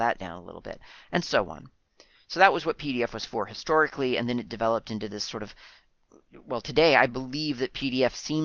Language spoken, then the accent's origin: English; United States; now in New Zealand; Being an American